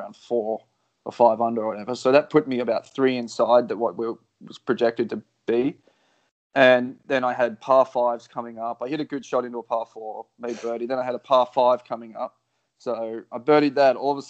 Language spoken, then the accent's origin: English; Australia; I'm the Australian version